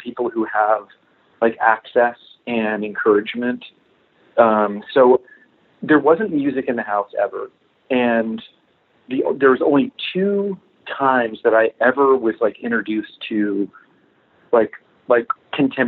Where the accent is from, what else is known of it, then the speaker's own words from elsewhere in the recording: Florida, United States; I grew up in Florida